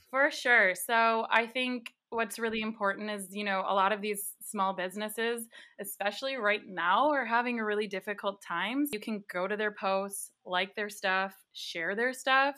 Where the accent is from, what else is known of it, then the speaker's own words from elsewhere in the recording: Wisconsin, United States; I'm from Wisconsin